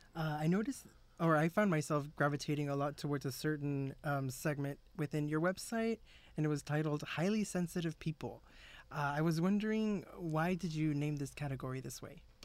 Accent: South Texas, United States; I'm from South Texas

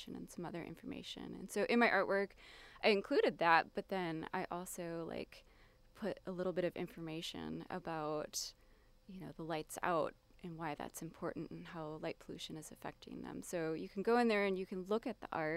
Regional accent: southern Wisconsin, United States; I grew up in southern Wisconsin, in a town that was sort of surrounded by prairies

